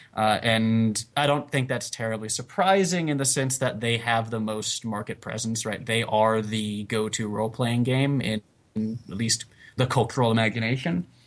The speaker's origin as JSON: {"language": "English", "region": "South Carolina", "country": "United States", "moved": "yes", "lives_now": "Staten Island, United States", "said": "I am from South Carolina. I just live in Staten Island."}